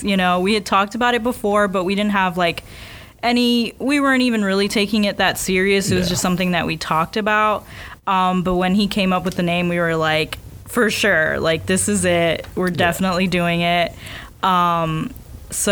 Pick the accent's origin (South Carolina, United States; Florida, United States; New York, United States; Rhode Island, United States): Florida, United States; South; moved away as an adult; now in Orlando, United States; we are both from South Florida, and we went to the same high school